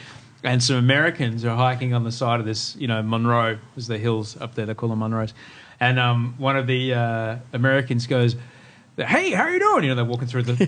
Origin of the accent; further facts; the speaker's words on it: Brisbane, Queensland, Australia; now in Sydney, Australia; I grew up in Brisbane, it's an odd place.